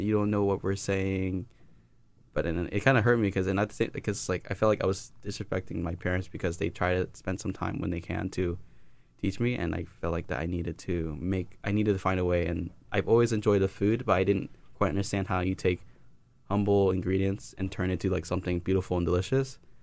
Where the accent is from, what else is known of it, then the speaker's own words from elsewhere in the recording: Alexandria, Virginia, United States; I was born and raised in Alexander, Virginia, not too far from here